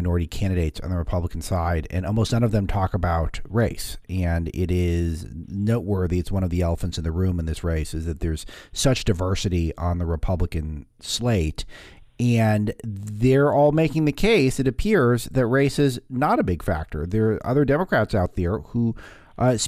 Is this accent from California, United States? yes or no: yes; Los Angeles, California, United States; my hometown's L.A.